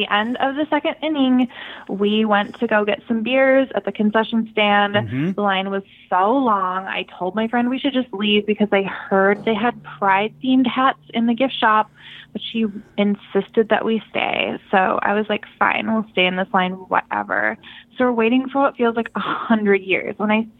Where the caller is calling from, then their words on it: Stamford, Connecticut, United States; Hi, this is … I'm calling from Stamford.